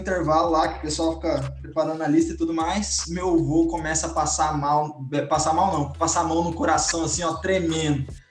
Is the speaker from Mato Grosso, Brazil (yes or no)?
yes; Cuiabá, Mato Grosso, Brazil; eu sou de Cuiabá